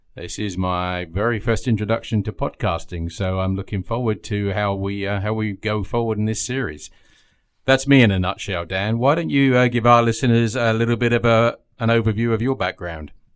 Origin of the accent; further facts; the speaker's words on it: England, United Kingdom; moved away as an adult; now in United States; So I hail from England originally, um, and I've been over here about ten years.